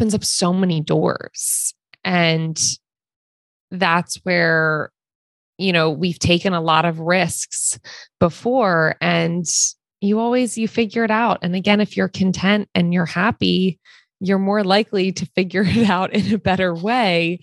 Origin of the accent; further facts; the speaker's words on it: East Coast, United States; also born or lived in Wilmington, North Carolina; now in California, United States; we're originally from the East Coast